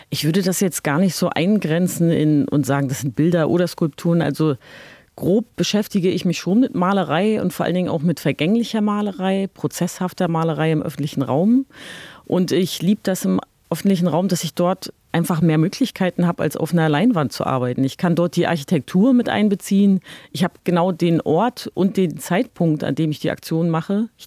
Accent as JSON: {"language": "German", "region": "East Germany", "country": "Germany", "tie": "born or raised there", "said": "ich bin in der DDR geboren und aufgewachsen und habe ja so ein ganzes politisches System oder das ganze Gesellschaftssystem zusammenbrechen sehen."}